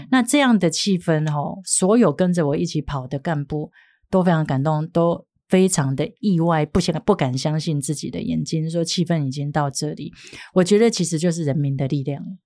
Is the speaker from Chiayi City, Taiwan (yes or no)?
no; Hualien County, Taiwan; 我们花莲人哈，绝对是对花莲有感情